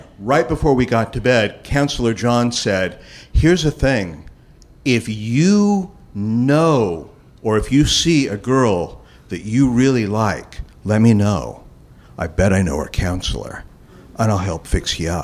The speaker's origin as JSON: {"language": "English", "town": "Los Angeles", "region": "California", "country": "United States", "said": "I was from Los Angeles"}